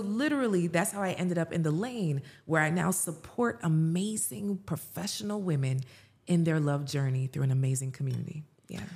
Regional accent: Jamaica; I'm Jamaican.

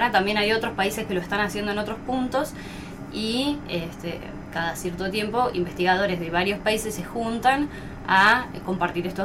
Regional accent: Azul, Buenos Aires Province, Argentina; born there; now in Trevelin, Argentina; eh, nací en Azul, provincia de Buenos Aires. Eh, y después estudié en La Plata

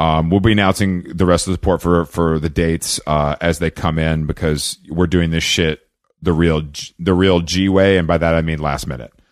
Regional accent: Atlanta, Georgia, United States; moved away; I'm from Atlanta

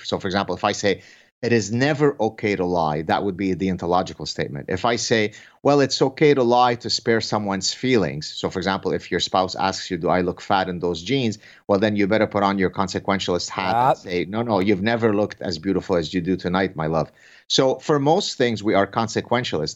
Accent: Canada; I say this as a Canadian

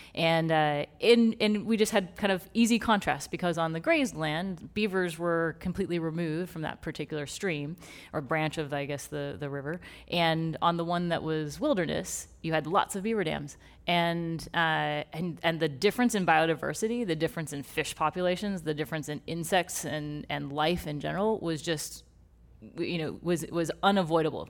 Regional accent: Texas, United States; moved away; born and raised in Texas

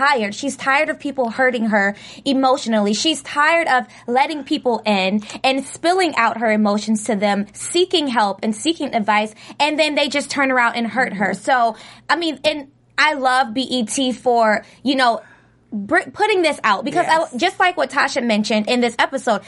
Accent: Ohio, United States; I'm from Ohio. I'm from Ohio

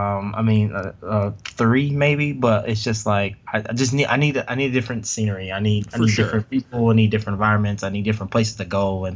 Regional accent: Indianapolis, Indiana, United States; also born or lived in Lafayette, Indiana; I grew up in Indianapolis. I tell people I was kind of born and raised here because I don't remember really being in Lafayette ever.

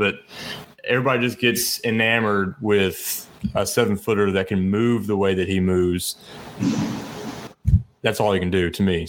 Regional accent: Memphis, Tennessee, United States; born and raised in the Memphis area

